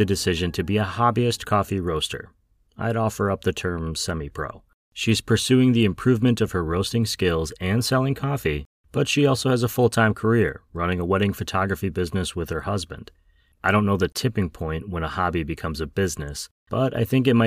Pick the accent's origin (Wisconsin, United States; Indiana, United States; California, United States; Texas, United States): Wisconsin, United States; Wausau; my hometown of Wausau, Wisconsin